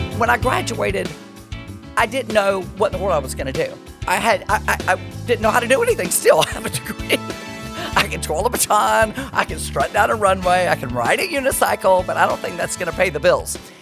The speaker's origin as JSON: {"language": "English", "town": "Perry", "region": "Georgia", "country": "United States", "also_born_or_lived": "Miami / Atlanta", "moved": "as an adult", "said": "I'm from Perry. I'm this little girl from Perry"}